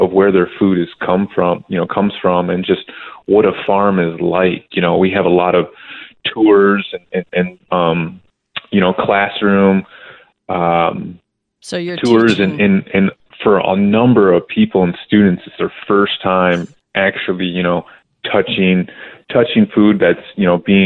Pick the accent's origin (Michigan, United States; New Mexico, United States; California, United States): Michigan, United States; moved away as an adult; also born or lived in Philadelphia / Indiana; now in Tucson, United States; I'm originally from Michigan